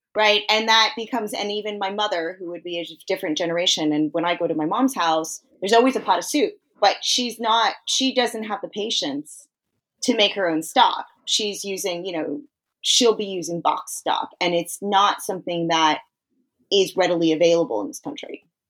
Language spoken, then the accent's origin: English; East Coast, United States; I come from a Chinese-American tradition, but because I come from the East Coast, I also come from a Jewish tradition